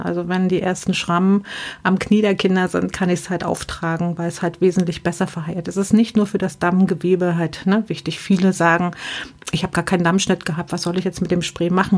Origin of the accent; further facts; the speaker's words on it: near Bitterfeld, Saxony-Anhalt, Germany; moved away; also born or lived in West Germany; ich bin auch ein Ostkind und bin äh, in der dreckigsten Stadt äh, von Europa äh, in der Nähe groß geworden. Komme aus der Nähe von Bitterfeld